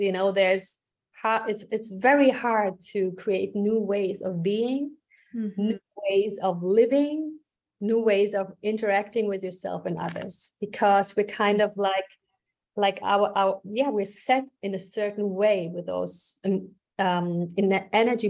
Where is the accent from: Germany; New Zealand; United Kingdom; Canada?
Germany; moved away as an adult; now in United States; You know, I immigrated from Germany to the States actually multiple mm-hmm. times.